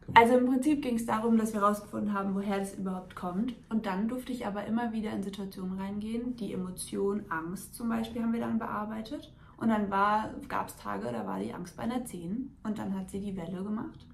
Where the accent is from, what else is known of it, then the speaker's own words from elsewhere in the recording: a small village near Frankfurt, Hesse, Germany; komme hier aus Frankfurt in der Nähe, aus einem kleinen Dorf.